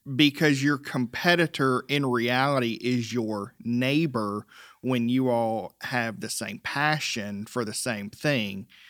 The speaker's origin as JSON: {"language": "English", "town": "Lyman", "region": "South Carolina", "country": "United States", "tie": "born or raised there", "also_born_or_lived": "Rock Hill, South Carolina", "said": "I'm a native of the upstate."}